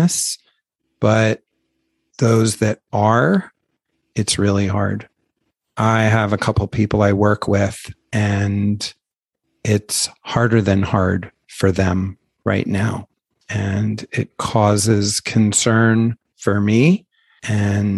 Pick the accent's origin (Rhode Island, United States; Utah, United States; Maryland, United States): Maryland, United States; Baltimore; moved away; where I grew up in Baltimore